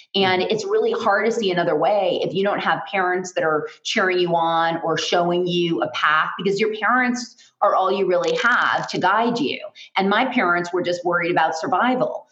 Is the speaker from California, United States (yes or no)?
yes; Los Angeles, California, United States; I am originally from Los Angeles